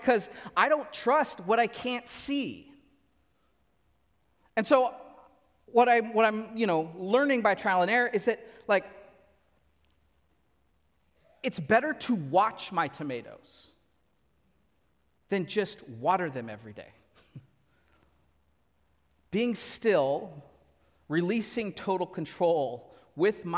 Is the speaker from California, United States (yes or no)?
yes; Central Valley, California, United States; now in Southern California, United States; I grew up in the Central Valley. We grew up just with lots of tomatoes